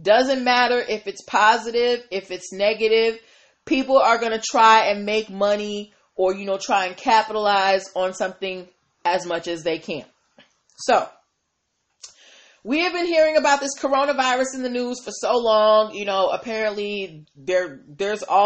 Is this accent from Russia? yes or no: no; Massachusetts, United States; my home state, Massachusetts